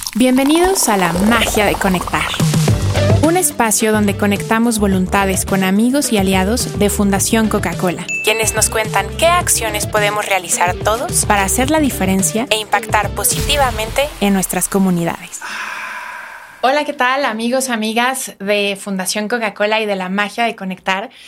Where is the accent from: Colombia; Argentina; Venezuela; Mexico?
Mexico; tenemos que saber como mexicanos